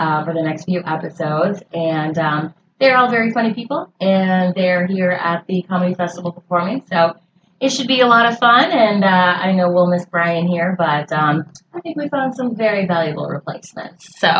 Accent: the North, United States; now in North Carolina, United States; Like, I'm from the North. I've just moved to North Carolina this year

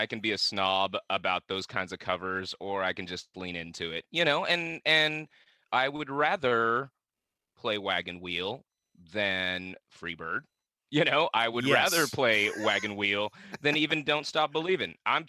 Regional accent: Vietnam; But no, I'm from the South, but I'm from South Vietnam, dude.

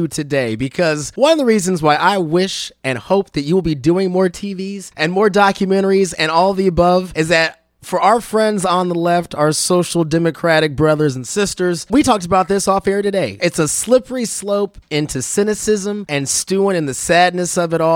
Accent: Kansas City, United States; To still be able to do what I love in my hometown

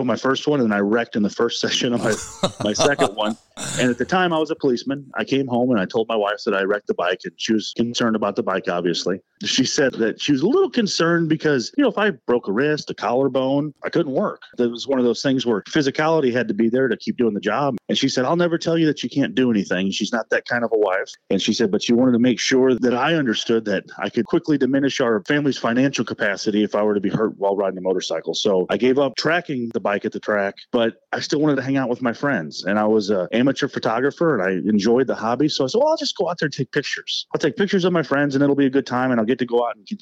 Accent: St. Louis, Missouri, United States; I grew up in St. Louis, came from the correct side of the state

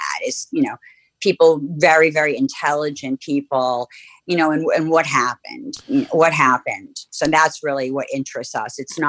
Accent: Cambridge, Massachusetts, United States; we grew up in Cambridge, very immersed in the Ivy.

